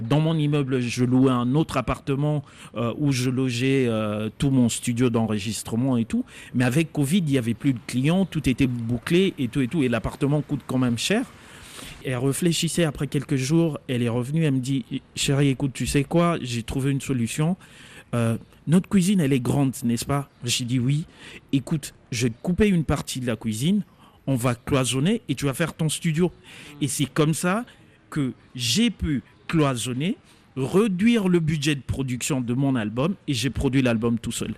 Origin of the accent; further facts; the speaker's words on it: Kisangani, Tshopo, DR Congo; Moi, je suis congolais, j'ai grandi à Kisangani